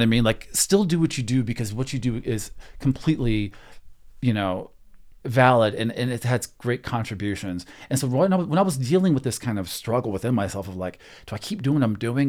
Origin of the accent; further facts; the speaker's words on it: Texas, United States; moved away; I grew up in Texas